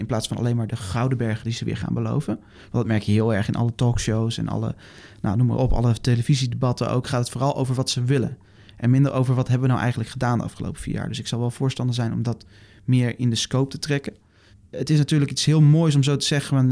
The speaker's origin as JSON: {"language": "Dutch", "country": "Netherlands", "said": "ons bestaan als Nederlanders"}